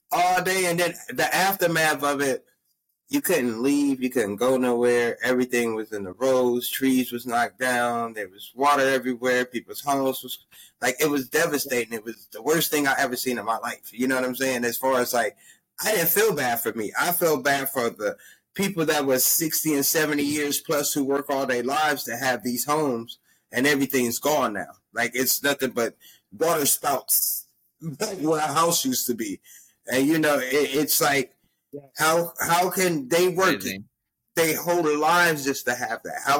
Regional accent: California, United States; I was like, damn, I'm from California and moved to a place where this shit lasted all goddamn day.

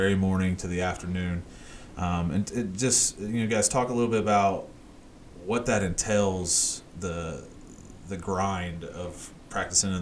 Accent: Indiana, United States; me growing up in Indiana, I grew up loving IU

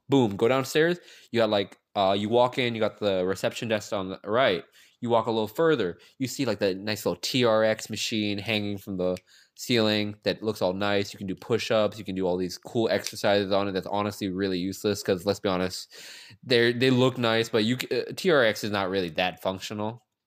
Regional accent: Gaithersburg, Maryland, United States; I come from this small city called Gaithersburg, Maryland.

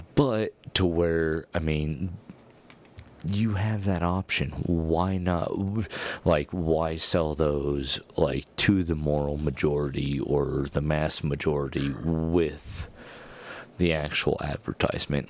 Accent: Colorado, United States; we're from Colorado

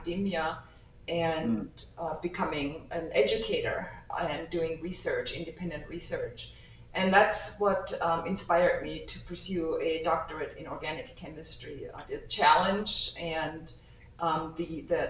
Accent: Germany; moved away as an adult; also born or lived in New York, United States; now in Nebraska, United States; I was born and raised in Germany, and I came to the United States to obtain my degree

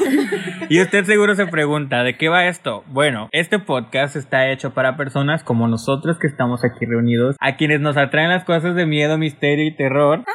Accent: Mexico; somos de México

